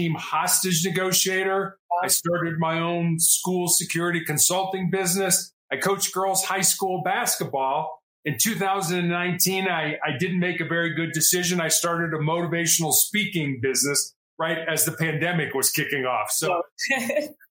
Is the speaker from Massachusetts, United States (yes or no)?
no; Chicago, Illinois, United States; I was born and raised in Chicago in the United States